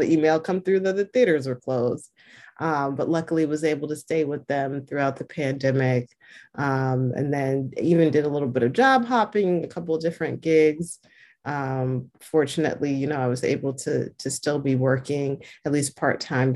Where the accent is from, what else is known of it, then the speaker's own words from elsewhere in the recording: New York City, New York, United States; I'm from New York City, from Queens, born and raised, and I currently live in Queens.